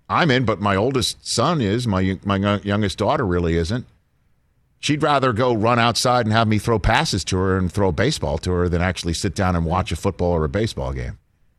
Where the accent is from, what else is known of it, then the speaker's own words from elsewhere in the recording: New York City, New York, United States; he's from Queens, I'm from Staten Island.